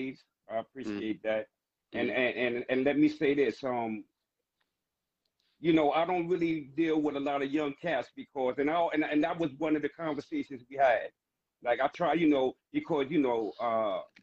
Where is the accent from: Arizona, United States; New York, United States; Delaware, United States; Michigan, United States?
New York, United States; New York City; I'm born and raised in Harlem